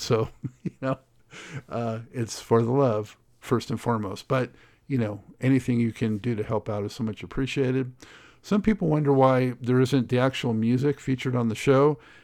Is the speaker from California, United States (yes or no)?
yes; Los Angeles, California, United States; growing up in Los Angeles